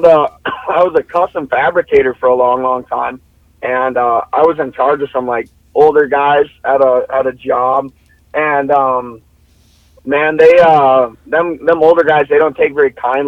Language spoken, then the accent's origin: English; New York Mills, Minnesota, United States; also born or lived in Fresno, California; she brought me to Minnesota when I was 5 years old, and I grew up in Ottersdale County. I went to school in New York Mills